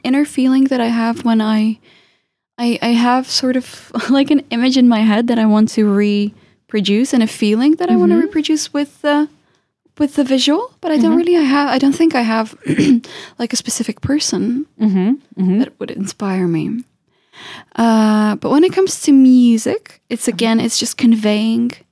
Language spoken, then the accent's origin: English; Czechia; also born or lived in Moscow, Russia; now in London, United Kingdom; I've watched Russian cartoons, but I grew up in the Czech Republic